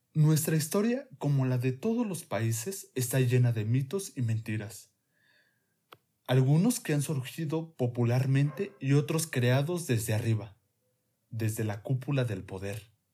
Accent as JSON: {"language": "Spanish", "country": "Mexico", "said": "como mexicanos"}